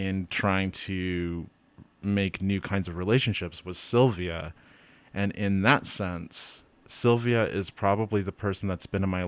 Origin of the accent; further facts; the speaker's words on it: Utah, United States; moved away as an adult; now in Moab, United States; the Mormon community that I was in growing up in Utah County, in Utah Valley